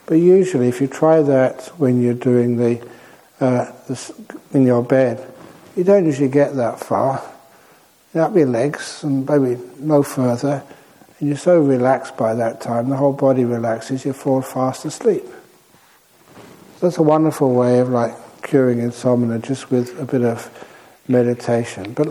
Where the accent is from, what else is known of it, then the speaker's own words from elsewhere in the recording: Singapore; I am from Singapore.